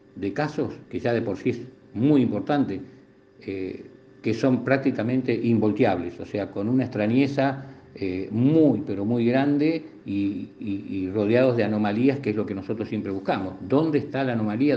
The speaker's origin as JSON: {"language": "Spanish", "town": "La Plata", "region": "Buenos Aires Province", "country": "Argentina", "said": "como soy de La Plata tengo todo a mano"}